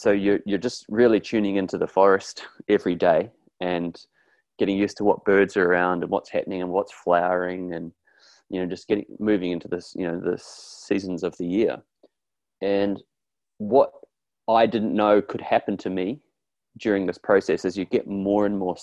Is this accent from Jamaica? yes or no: no; New Zealand; I grew up in New Zealand in a rugby crazed, stoic, hardcore place, kind of like Australia, really